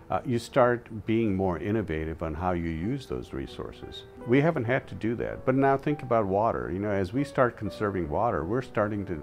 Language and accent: English; India; as I mentioned, I came from India where there was a lot of person-to-person interaction.